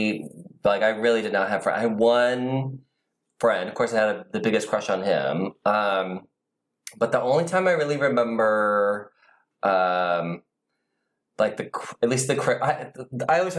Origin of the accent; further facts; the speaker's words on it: Van Buren, Ohio, United States; moved away; also born or lived in North Baltimore, Ohio; Originally from Ohio, very tiny town, you won't even recognize the name of it. It's called Van Buren